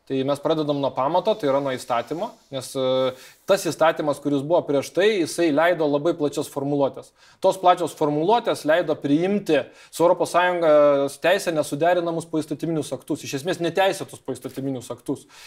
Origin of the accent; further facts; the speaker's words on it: Kaunas, Kaunas County, Lithuania; Na, aš kaunietis